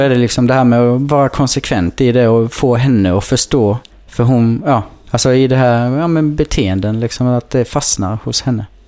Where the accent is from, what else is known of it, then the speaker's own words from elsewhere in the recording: Kallinge, Blekinge, Sweden; för mig nere i Kallinge där jag växte upp